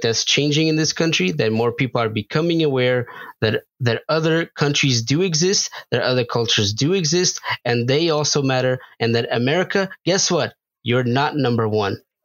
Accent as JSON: {"language": "English", "country": "Portugal", "tie": "born or raised there", "moved": "yes", "lives_now": "United States", "said": "I grew up in Portugal"}